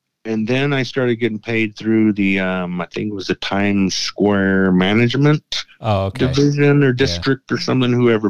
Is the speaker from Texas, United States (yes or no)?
yes; Texas, United States; I'm from Texas.